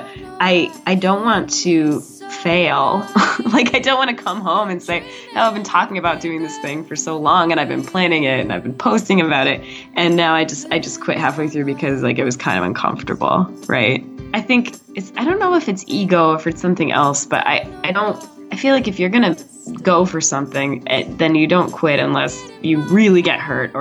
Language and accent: English; Massachusetts, United States; I grew up in Massachusetts